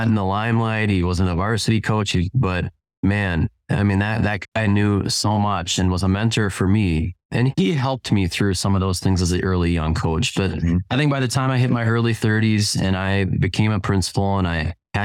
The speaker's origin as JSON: {"language": "English", "town": "Minneapolis–Saint Paul", "region": "Minnesota", "country": "United States", "tie": "born or raised there", "lives_now": "Lake City, United States", "said": "I grew up in the Twin Cities"}